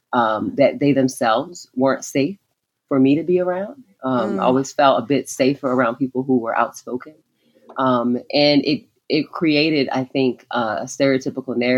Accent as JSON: {"language": "English", "town": "Baltimore", "region": "Maryland", "country": "United States", "tie": "born or raised there", "said": "growing up in Baltimore"}